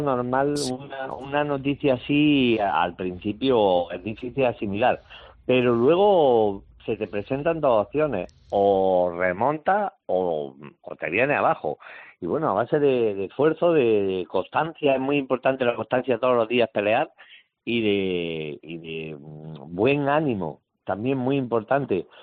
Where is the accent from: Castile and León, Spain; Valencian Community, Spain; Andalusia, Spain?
Andalusia, Spain; Jaén; also born or lived in Málaga / Granada; a las poquitas semanas me vine para Jaén y aquí estuve hasta que me fui a Granada